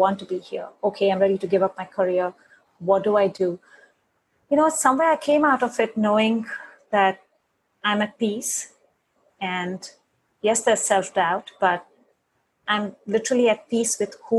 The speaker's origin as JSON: {"language": "English", "country": "India", "moved": "yes", "said": "I come from India"}